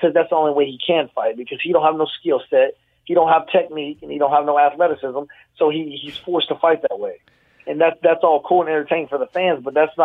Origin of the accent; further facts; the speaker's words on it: Fort Worth, Texas, United States; I'm from Fort Worth